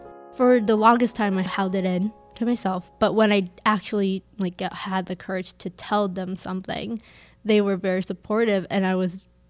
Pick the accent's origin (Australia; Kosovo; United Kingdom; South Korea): South Korea; now in Minnesota, United States; I grew up in South Korea, and it's like very competitive, especially like academic wise.